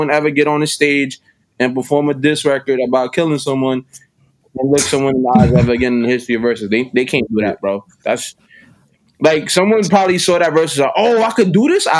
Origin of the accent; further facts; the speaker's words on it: New York City, New York, United States; Born and raised in Uptown, East Harlem, El Barrio to be exact